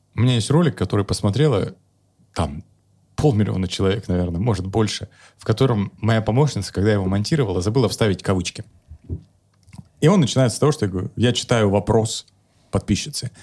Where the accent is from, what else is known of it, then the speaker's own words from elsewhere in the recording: Kemerovo, Kemerovo Oblast, Russia; moved away; also born or lived in Novosibirsk; я из Кемерово родом